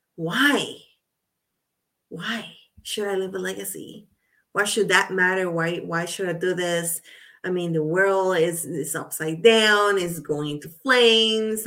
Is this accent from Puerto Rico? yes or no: yes; Puerto Rico; I'm from Puerto Rico. So I saw her on TV as I was growing up